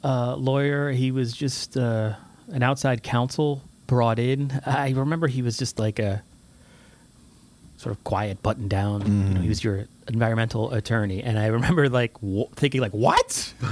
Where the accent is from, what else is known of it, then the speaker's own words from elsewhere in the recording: Somers, New York, United States; I was born and raised in Somers, New York, which is in that area, too.